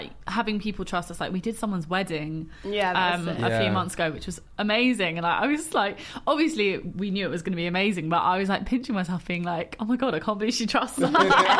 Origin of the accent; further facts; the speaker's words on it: London, United Kingdom; we're both from London.